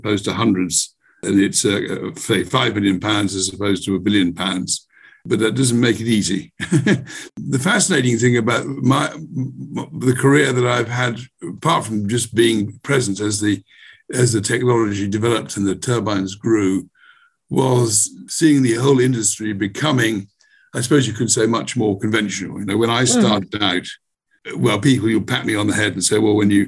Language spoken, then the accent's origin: English; Bristol, South West England, United Kingdom; here in my hometown in Bristol